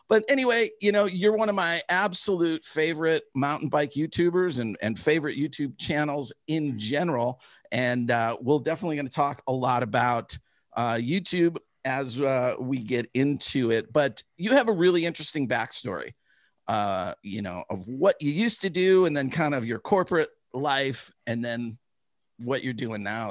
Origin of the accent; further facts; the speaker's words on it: Chicago, Illinois, United States; I grew up in Chicago